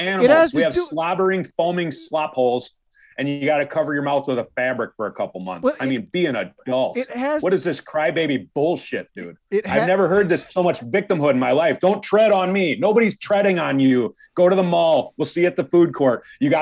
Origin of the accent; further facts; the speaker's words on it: Wisconsin, United States; also born or lived in Indiana; I'm from Wisconsin. You know me. I was born in Indiana